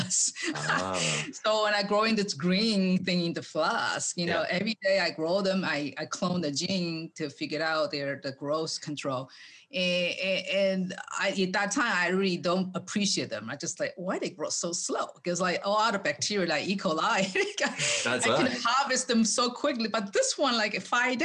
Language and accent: English; Taiwan; English is a second language; moved away as an adult; now in United States; when I growing up in Taiwan